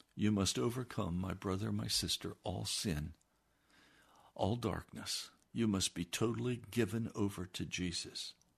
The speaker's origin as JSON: {"language": "English", "country": "United States"}